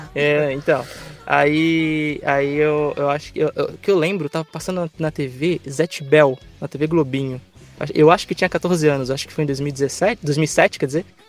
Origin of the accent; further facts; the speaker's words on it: Florianópolis, Santa Catarina, Brazil; moved away as an adult; now in São Paulo, Brazil; não sou de São Paulo, né? Eu, eu, vim de Florianópolis e foi uma grande jornada, assim, tipo, eu saí lá de Santa Catarina para São Paulo